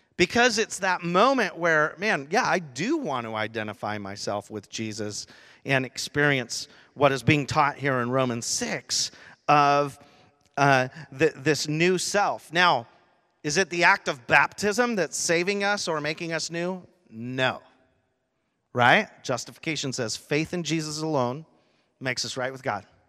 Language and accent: English; Rochester, Washington, United States; I grew up in Rochester, Washington, in a little area actually called Gate